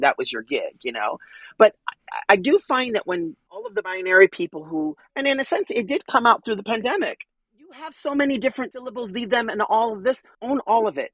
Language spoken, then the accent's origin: English; New York City, New York, United States; were starving artists growing up in Manhattan